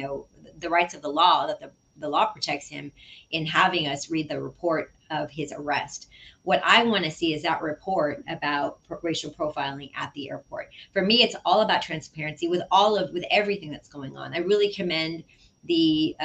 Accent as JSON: {"language": "English", "town": "San Antonio", "region": "Texas", "country": "United States", "tie": "born or raised there", "said": "I'm really grateful to have been born and raised in District 6"}